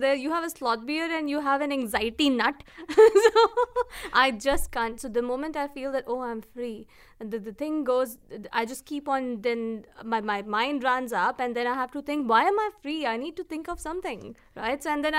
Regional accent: Uttar Pradesh, India; born there; I wish I could have solved this for you, provided my father would have stayed in one state to solve that for me. But yes, I was born in a state called Uttar Prade

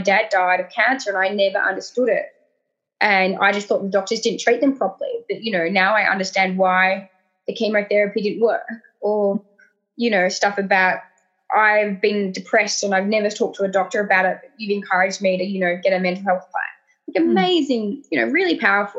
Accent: Tasmania, Australia; now in Sydney, Australia; I'm originally from Tasmania.

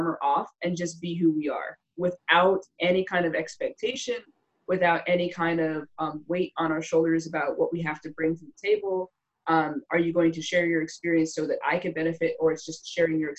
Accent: Wilkes-Barre, Pennsylvania, United States; now in Carlisle, United States; I grew up in Wilkes-Barre, Pennsylvania. I grew up north by Scranton

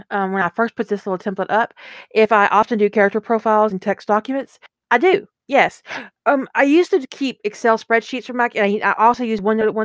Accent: the South, United States; I was raised in the South and it is so easy to pick the accent up again.

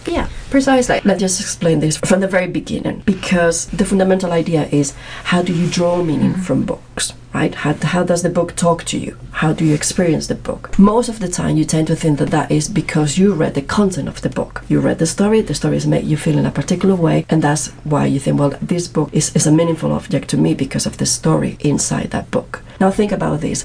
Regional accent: Madrid, Community of Madrid, Spain; English is a second language; moved away as an adult; now in Manchester, United Kingdom; I'm actually from Spain. I'm from Madrid, as you can Gathered by my accent

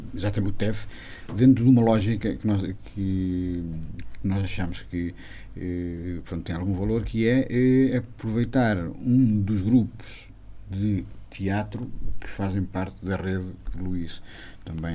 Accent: a village in Armamar, opposite Canelas, Viseu, Portugal; sou de uma aldeia que fica mesmo em frente a Canelas, portanto, em Irmamar

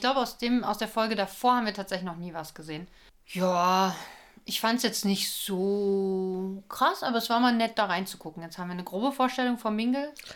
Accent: Berlin, Germany; Wir sind ja Berliner

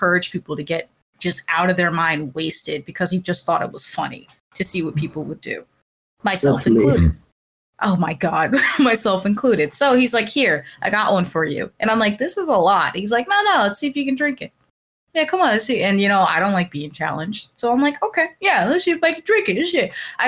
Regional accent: Pennsylvania, United States

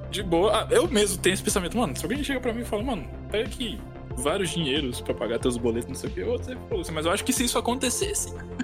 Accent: Brasília, Distrito Federal, Brazil; now in Natal, Brazil; Eu nasci em Natal. Quando ah. era criancinha ali, tipo, pros meus 3, 4 anos, eu fui morar em Brasília. E aí, tipo, eu morei minha adolescência todinha lá.

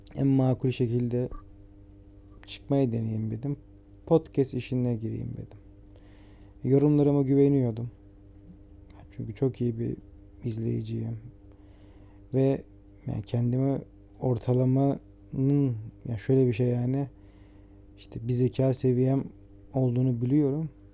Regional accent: Trabzon, Turkey; now in Istanbul, Turkey; Ben Trabzonluyum, ailem Trabzon'da yaşıyor.

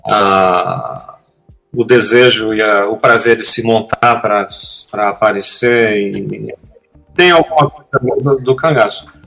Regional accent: Northeast Region, Brazil; Eu sou do Nordeste, eu vi o que aconteceu aqui.

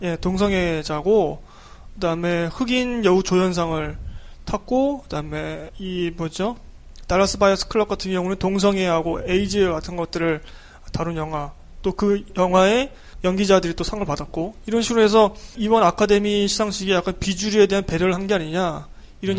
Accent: South Korea; 우리 뭐 한국 사람이니까

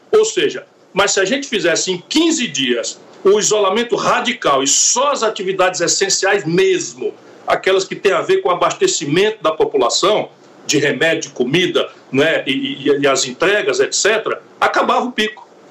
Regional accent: Sobral, Ceará, Brazil; sou daqui, sou de Sobral, que é ali junto com a fronteira do Piauí.

